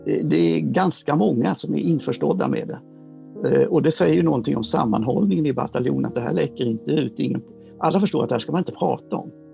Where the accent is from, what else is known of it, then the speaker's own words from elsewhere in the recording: Sweden; vi är svenskar